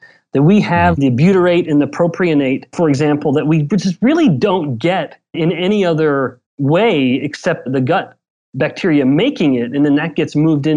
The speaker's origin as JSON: {"language": "English", "region": "Southern Alberta", "country": "Canada", "said": "I'm from Southern Alberta, but same kind of small little town."}